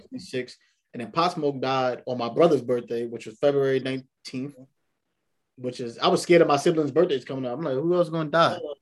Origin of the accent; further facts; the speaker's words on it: New York City, New York, United States; born and raised in New York